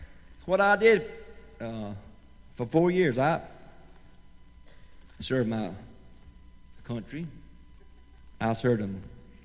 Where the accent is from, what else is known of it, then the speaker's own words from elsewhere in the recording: Pahokee, Florida, United States; moved away as an adult; also born or lived in Tampa, Florida; I'm from Pahokee, Florida. I grew up in Pahokee, Florida, and I finished high school in Pahokee